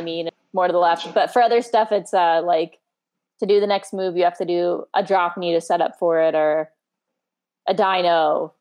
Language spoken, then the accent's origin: English; Scottsdale, Arizona, United States; I grew up in North Scottsdale with like a lot of land around